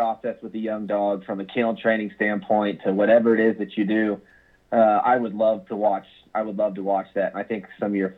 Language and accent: English; Kansas, United States; I was born and raised in Kansas